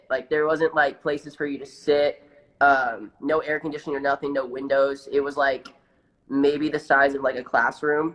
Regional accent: Midwest, United States; I'm from the Midwest

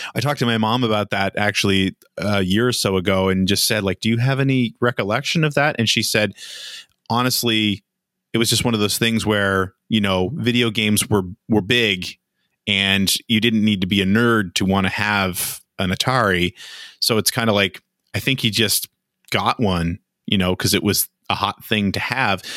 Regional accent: Nova Scotia, Canada; where I was from, uh, which is in Nova Scotia, you didn't have a whole lot of opportunities

